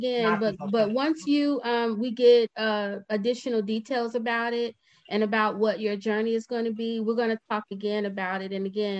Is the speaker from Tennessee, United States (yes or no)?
no; Dallas, Texas, United States; I'm from Dallas, so it's just a two-hour trip for me.